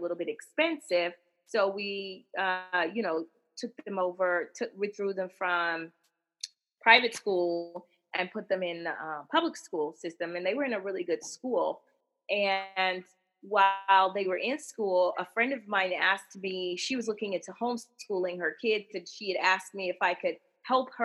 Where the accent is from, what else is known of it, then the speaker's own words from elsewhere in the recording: Los Angeles, California, United States; moved away as an adult; now in Central Texas, United States; I was born and raised in Los Angeles